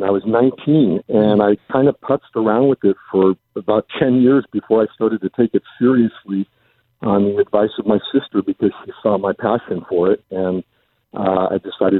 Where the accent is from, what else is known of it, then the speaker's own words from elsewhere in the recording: Los Angeles, California, United States; I was born in Los Angeles and lived in Southern California my whole life.